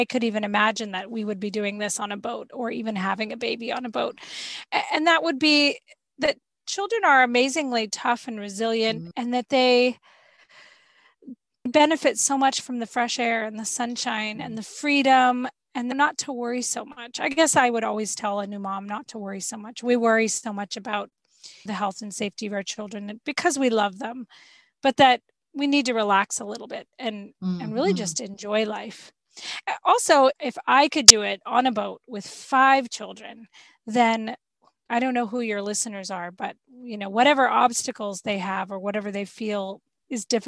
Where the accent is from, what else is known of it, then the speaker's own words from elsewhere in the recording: Florida, United States; We're from Florida. We're used to having sea creatures in our backyard